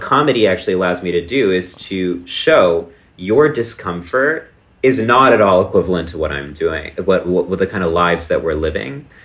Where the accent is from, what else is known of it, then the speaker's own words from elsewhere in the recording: Texas, United States; moved away; my hometown in small town Texas